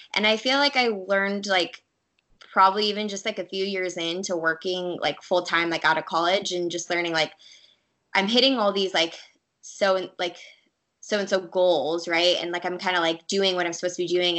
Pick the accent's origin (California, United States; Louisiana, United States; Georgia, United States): California, United States; Orange County; I grew up in Orange County, California